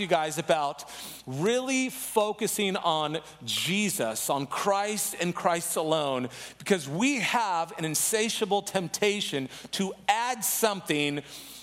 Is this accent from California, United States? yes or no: yes; San Diego, California, United States; now in Chicago, United States; I'm originally from San Diego, but right now I've been living in Chicago